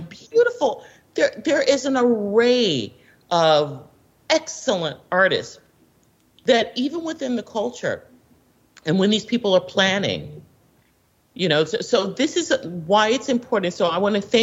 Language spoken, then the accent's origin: English; Washington, District of Columbia, United States; I'm born and raised in Washington, D.C., so I've been involved and embraced in the political scene here